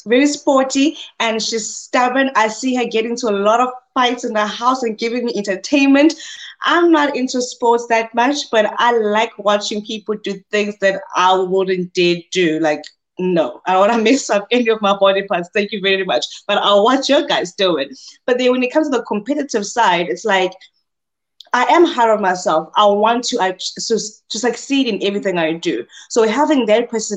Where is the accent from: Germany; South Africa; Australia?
South Africa; as South African, we are just straightforward